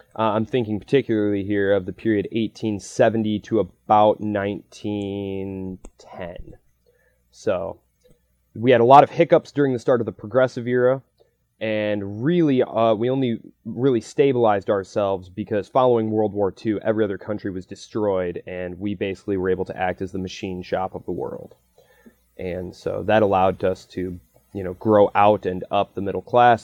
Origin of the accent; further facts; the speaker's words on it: United States; I'm an American